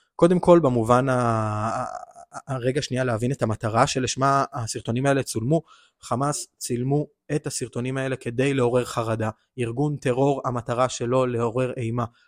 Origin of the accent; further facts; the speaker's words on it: Israel; אנחנו כישראלים